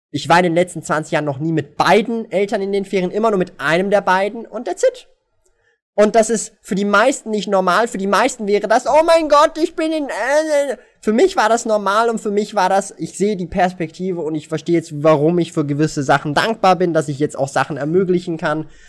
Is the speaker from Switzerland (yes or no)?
yes; Switzerland; born there; mein Vater ist nicht hier geboren in der Schweiz. Ich bin die erste Generation, die hier geboren worden ist.